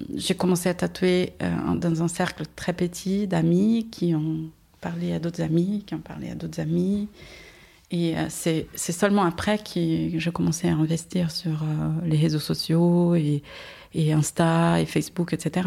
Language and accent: French; Brazil; French is a second language; moved away as an adult; au Brésil, j'étais déjà indépendante.